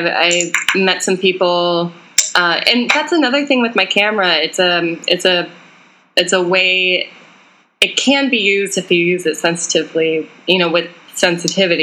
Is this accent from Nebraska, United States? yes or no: no; Jackson, Wyoming, United States; moved away as an adult; also born or lived in Southeast Asia / London / Oklahoma; now in New York, United States; I grew up in Jackson Hole, so ultra privileged white girl here